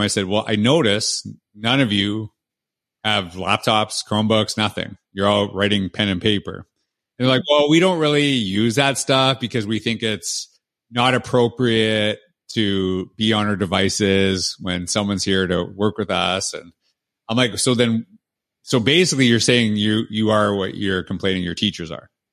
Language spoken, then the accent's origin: English; Canada; moved away as an adult; now in United States; I'm from Canada